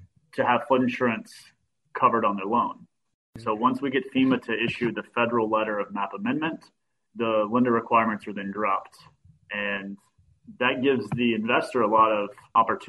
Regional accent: Kentucky, United States; now in Florida, United States; I grew up in Kentucky and knew nothing about flood zones, but I was in the tennis industry and that's what brought me to Florida

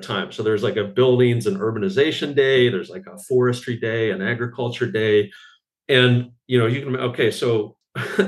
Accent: Canada; I'm Canadian

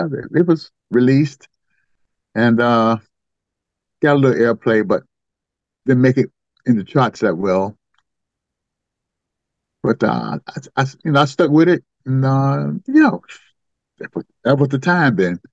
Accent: the South, United States; growing up in the South

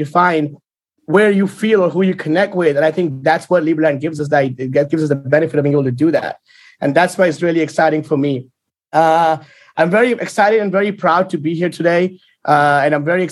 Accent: India; I was born in India

